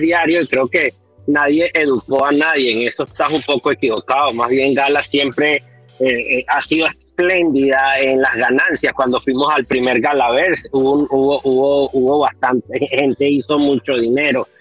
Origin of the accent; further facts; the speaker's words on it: Venezuela; soy yo de Venezuela